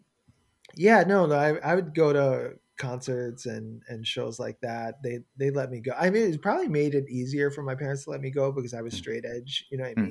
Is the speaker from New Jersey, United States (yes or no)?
no; Long Island, New York, United States; moved away; also born or lived in Flushing, New York; I was raised in Flushing, but I mostly grew up in Long Island